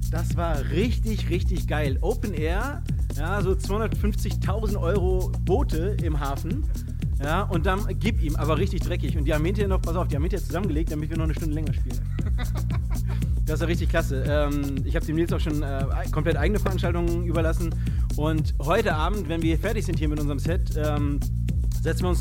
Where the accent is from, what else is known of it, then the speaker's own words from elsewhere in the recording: Osnabrück, Lower Saxony, Germany; born there; now in Frankfurt, Germany; Ähm, ich bin geboren in Osnabrück, wohne aber schon seit fast zehn Jahren in Frankfurt